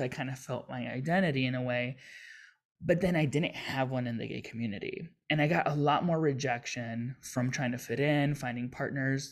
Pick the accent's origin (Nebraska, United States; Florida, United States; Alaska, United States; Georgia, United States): Florida, United States; Miami; I grew up in Miami, so it's very diverse